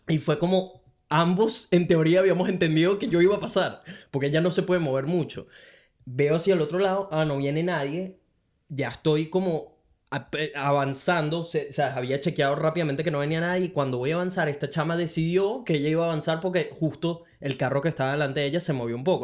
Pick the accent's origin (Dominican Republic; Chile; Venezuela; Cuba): Venezuela; moved away as an adult; now in Brisbane, Australia; soy un latino venezolano que vive en Brisbane desde hace casi cuatro años